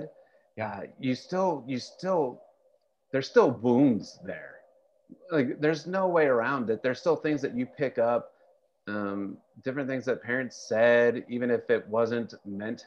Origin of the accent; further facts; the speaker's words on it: Fresno, California, United States; now in Portland, United States; I grew up in Fresno, California